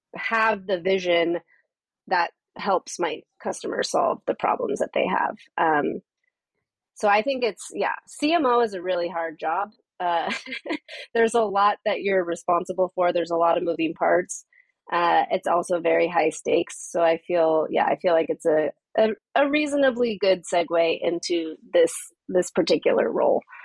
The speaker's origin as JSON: {"language": "English", "region": "Southern California", "country": "United States", "tie": "born or raised there", "also_born_or_lived": "San Francisco Bay Area / New York", "moved": "as an adult", "lives_now": "Amsterdam, Netherlands", "said": "So, I am from California. I was born and raised there. I spent most of my life there, uh, first in Southern California, and then I moved up to the Bay Area when I was 17"}